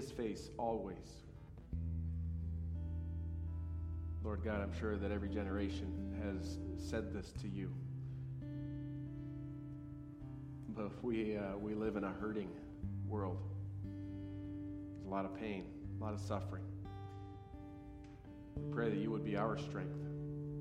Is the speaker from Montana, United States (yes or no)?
yes; Montana, United States; moved away; the little Native American village I grew up on in Montana